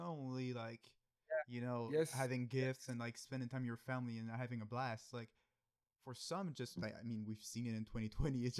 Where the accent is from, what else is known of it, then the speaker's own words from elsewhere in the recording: Canada; we're Canadian.